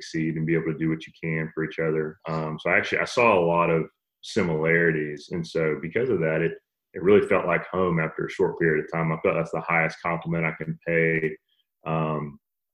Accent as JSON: {"language": "English", "town": "Austin", "region": "Texas", "country": "United States", "tie": "born or raised there", "moved": "as an adult", "lives_now": "Georgia, United States", "said": "I grew up in Austin, Texas, in the suburbs of Austin, Texas"}